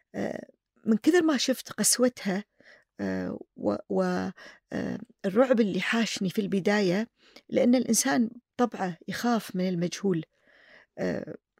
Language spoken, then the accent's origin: Arabic; Kuwait